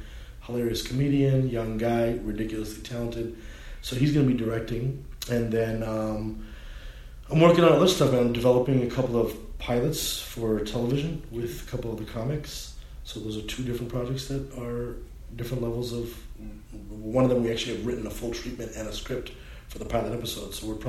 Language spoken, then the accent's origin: English; India; Let's just say, make it India, because I'm Indian.